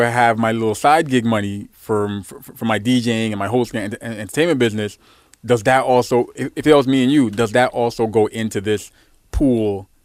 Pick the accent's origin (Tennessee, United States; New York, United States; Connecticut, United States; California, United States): New York, United States; New York City; I'm from Brooklyn